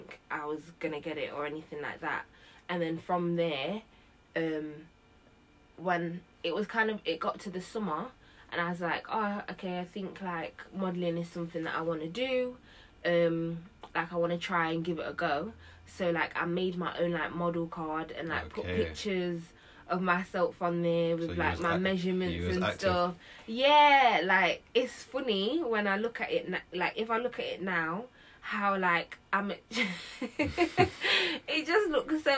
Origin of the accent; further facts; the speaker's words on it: Nottingham, East Midlands, United Kingdom; moved away as an adult; now in London, United Kingdom; I moved to London from Nottingham. I'm originally from Nottingham. I came to London in like 2014 to go to uni